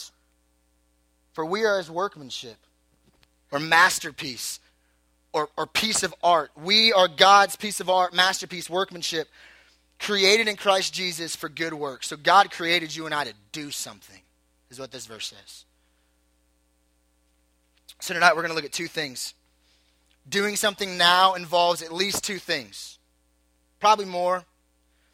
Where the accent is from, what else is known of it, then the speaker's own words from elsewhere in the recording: Southern California, United States; I was born in Southern California